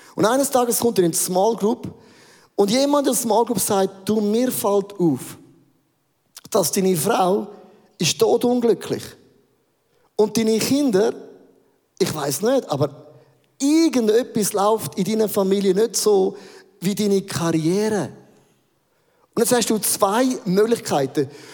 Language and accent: German; Werdenberg, St. Gallen, Switzerland; Werdenberger See, äh, einen romantischen Ort ausgesucht, den ich kenne von meiner Heimat